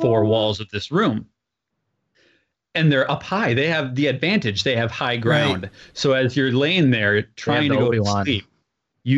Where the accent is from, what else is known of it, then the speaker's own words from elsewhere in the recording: Minneapolis, Minnesota, United States; I grew up in Minneapolis